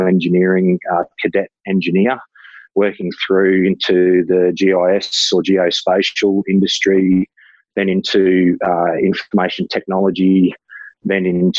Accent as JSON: {"language": "English", "town": "Ipswich", "region": "Queensland", "country": "Australia", "tie": "born or raised there", "said": "I was born in Ipswich, haven't lived in Ipswich my whole life, but have sort of always sort of lived in the sort of outer region"}